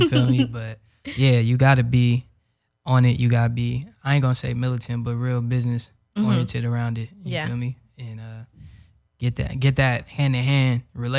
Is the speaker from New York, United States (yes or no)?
no; Los Angeles, California, United States; I'm from South Central, you know, 90th Street and all that.